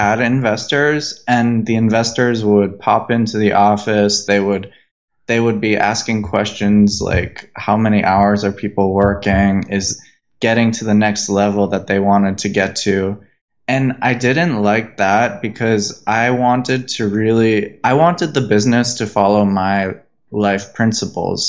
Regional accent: Boston, Massachusetts, United States; moved away as an adult; also born or lived in New York City; I grew up in Boston

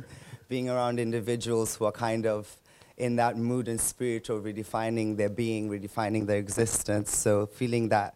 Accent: Nairobi, Kenya; And I was born and raised in Nairobi, that's where I came from, and lived a majority of my life there.

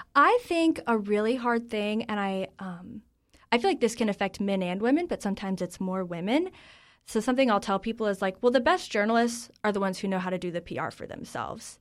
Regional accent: North Carolina, United States; moved away as an adult; now in Washington, D.C., United States; I grew up in North Carolina. I'm a North Carolinian through and through

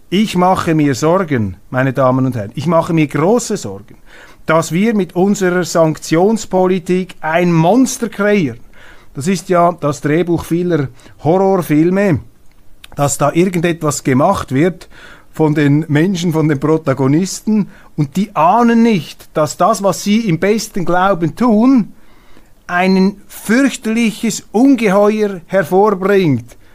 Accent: Switzerland; Und deshalb ist die Aufgabe, ist es unser Auftrag als Schweizer heute, diese Schweiz zu leben, diese Schweiz in die Zukunft zu tragen

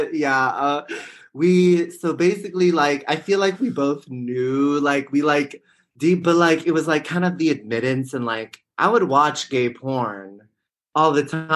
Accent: the Bay Area, California, United States; I'm from the Bay Area

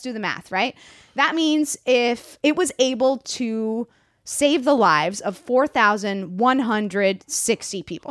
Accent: Miami, Florida, United States; I'm from Miami

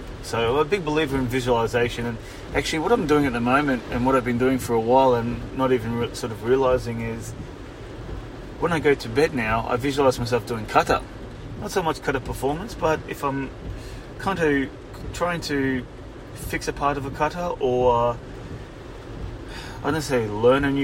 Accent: Queensland, Australia; it was in Queensland, my home state

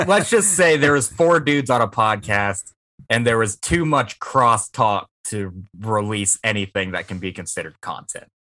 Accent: Vancleave, Mississippi, United States; from Van Cleef

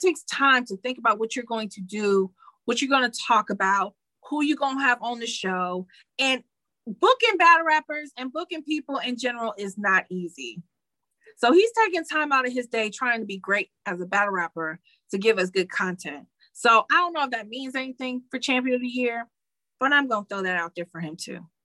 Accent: Detroit, Michigan, United States; I'm from Detroit

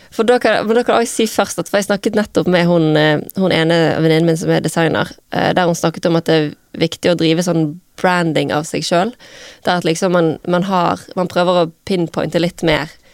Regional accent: Bergen, Vestland, Norway; moved away; så bodde jeg hjemme i Arna

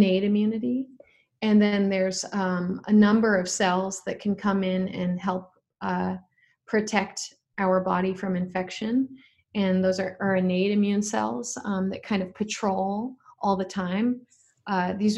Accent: Colorado, United States; I'm from Colorado

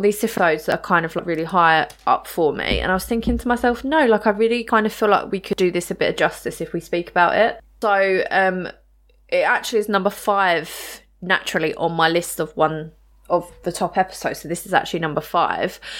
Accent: United Kingdom; growing up in the U K with no, you know, absolutely no guns around

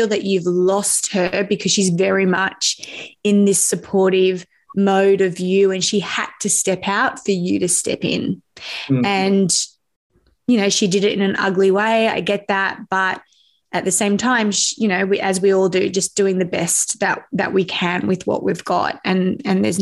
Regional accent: Sydney, New South Wales, Australia; I grew up in the northwest, the hills

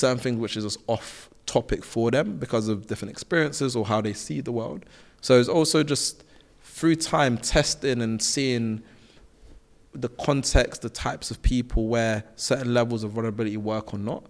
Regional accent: London, United Kingdom; I'm from South London. Like, I went to schools where, um, we weren't really trying to do extra

